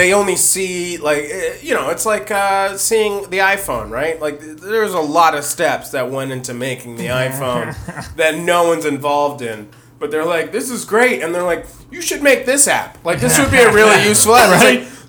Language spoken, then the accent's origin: English; Virginia, United States; Hey, man, I'm from Virginia.